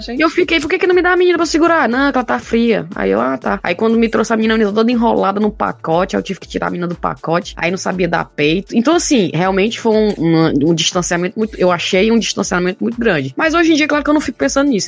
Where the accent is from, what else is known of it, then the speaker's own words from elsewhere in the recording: Brazil; moved away as an adult; quando eu saí do Brasil